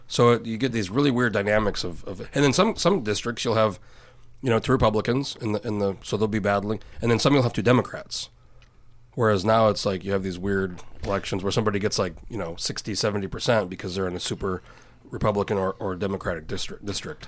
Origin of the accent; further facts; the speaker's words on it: New Mexico, United States; now in Anchorage, United States; I'm from New Mexico originally.